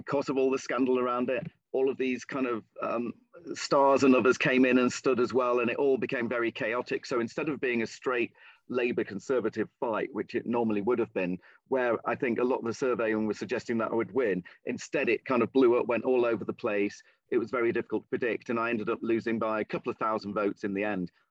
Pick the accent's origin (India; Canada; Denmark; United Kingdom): United Kingdom; Lincolnshire, East Midlands; moved away; I'm originally from the East Midlands, this is in the West Midlands, but it's the kind of small town and rural area, not dissimilar in many ways from the area that I was born and raised in, Lincolnshire